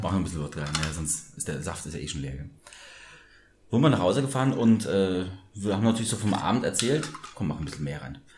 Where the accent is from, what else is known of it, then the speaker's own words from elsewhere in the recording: Munich, Bavaria, Germany; wir aus München sind äh, und mit der Wiesen auch aufgewachsen sind